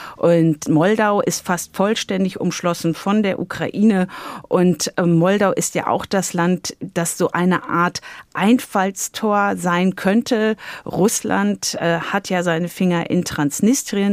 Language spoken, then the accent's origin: German; Germany; bei uns in Deutschland